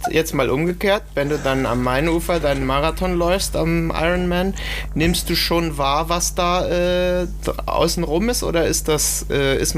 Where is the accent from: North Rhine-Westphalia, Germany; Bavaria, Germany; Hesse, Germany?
Hesse, Germany; Darmstadt; also ich komme aus Darmstadt, das ist ja nur 30 Kilometer weit